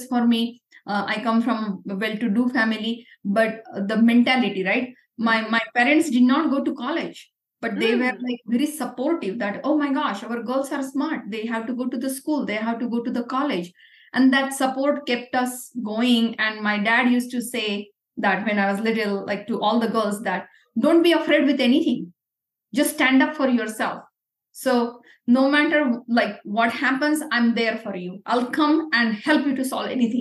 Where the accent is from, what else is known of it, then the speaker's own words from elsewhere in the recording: Pune, Maharashtra, India; English is a second language; moved away as an adult; I come from Pune, which is near Bombay, and we speak a different language like Marathi or Hindi